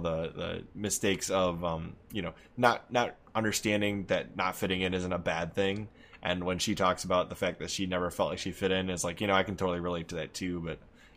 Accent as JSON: {"language": "English", "region": "Midwest", "country": "United States", "accent": "Midwestern", "said": "we both have the Midwestern accent, … and I over here"}